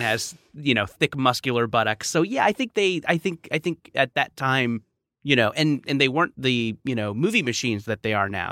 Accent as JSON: {"language": "English", "area": "Orange County", "region": "California", "country": "United States", "tie": "born or raised there", "said": "I grew up in Orange County"}